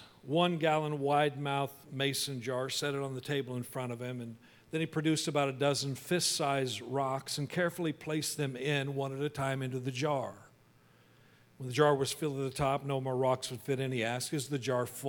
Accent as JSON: {"language": "English", "town": "Wichita", "region": "Kansas", "country": "United States", "tie": "born or raised there", "said": "But I grew up in Kansas, in Wichita, and we were right in the tornado alley"}